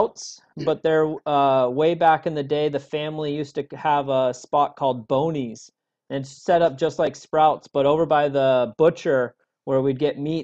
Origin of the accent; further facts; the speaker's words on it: Orange County, California, United States; also born or lived in Los Angeles / San Diego / Carlsbad; I'm from Orange County. I've pretty much lived here my whole life. I think I was born in L.A., moved to San Diego and Carlsbad area until I was like four. Yeah, and then lived in Orange County since